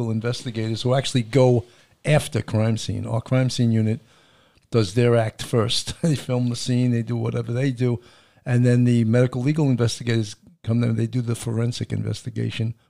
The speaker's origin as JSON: {"language": "English", "town": "Levittown", "region": "New York", "country": "United States", "tie": "born or raised there", "said": "I grew up in Levittown"}